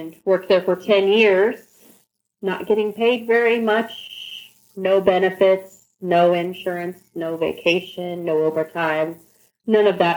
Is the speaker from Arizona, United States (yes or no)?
no; Fort Madison, Iowa, United States; I'm from little southeast Iowa, Fort Madison, Iowa, which is down in the little southeast corner that borders Missouri and Illinois